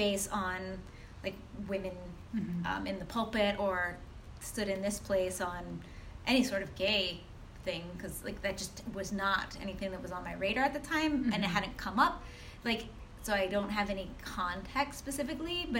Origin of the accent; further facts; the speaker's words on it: Ohio, United States; I grew up in what we call, like, the Midwest. I grew up in Ohio